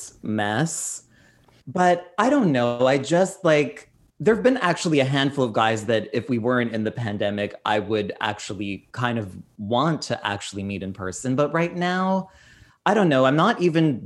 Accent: Canada; I'm Canadian

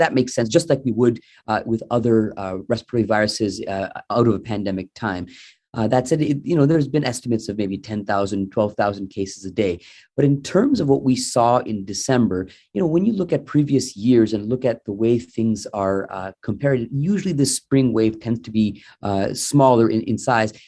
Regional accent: Sarnia, Ontario, Canada; now in Mississauga, Canada; I'm originally from Sarnia

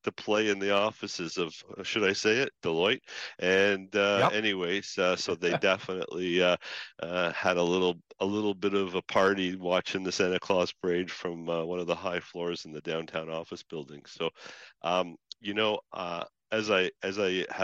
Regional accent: Canada; We're Canadians through and through

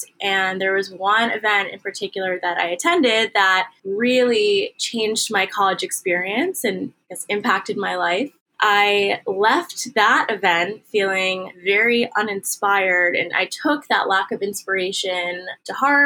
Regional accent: Washington, District of Columbia, United States; born or raised there; also born or lived in Syracuse, New York

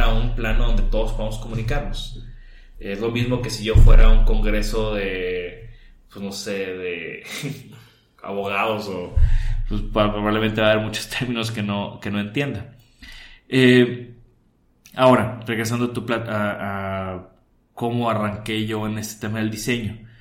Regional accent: Tampico, Tamaulipas, Mexico; Yo soy de Tampico, ahí crecí

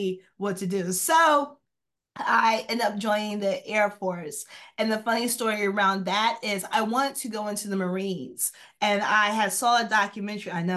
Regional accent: central and southern New Jersey, United States; also born or lived in Atlantic City, New Jersey / Pleasantville, New Jersey; I am from New Jersey, central and southern New Jersey. So I grew up in Mercer County, Burlington County, spent some time in Atlantic City, Pleasantville area as well.

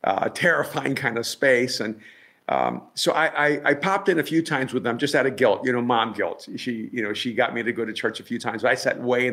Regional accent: El Salvador; now in Los Angeles, United States; I'm from El Salvador, so pretty much everyone from El Salvador begins Roman Catholic.

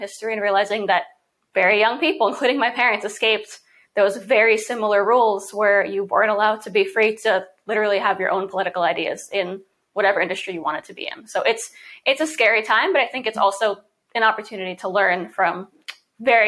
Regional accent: New York City, New York, United States; I was born and raised in New York City

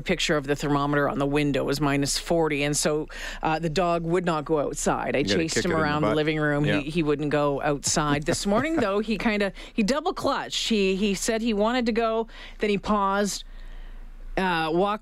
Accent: Sault Ste. Marie, Ontario, Canada; moved away; also born or lived in Thunder Bay / Regina; I grew up in Sault Ste. Marie, so Southern Ontario

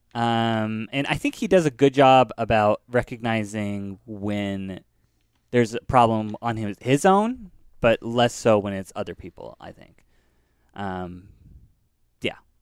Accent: Northern California, United States; moved away as an adult; now in Los Angeles, United States; I grew up in Northern California

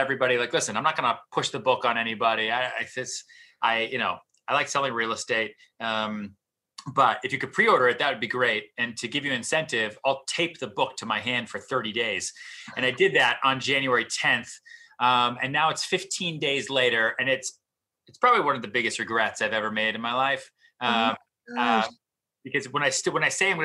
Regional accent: outside Boston, Massachusetts, United States; moved away as an adult; also born or lived in Texas; now in New York City, United States; I grew up outside Boston

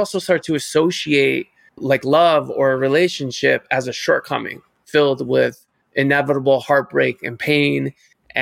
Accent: Cleveland, Ohio, United States; moved away; also born or lived in New York City / Paris; I grew up in Cleveland, Ohio

